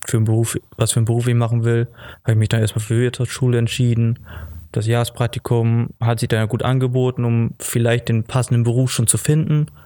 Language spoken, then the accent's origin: German; Basel, Basel-Stadt, Switzerland; Genau, ich komme ja auch aus Basel und dann hat sich das da gut angeboten.